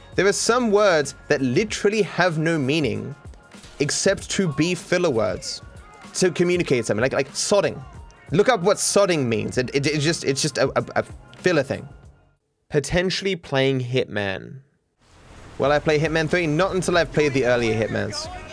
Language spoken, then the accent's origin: English; Australia; I'm Australian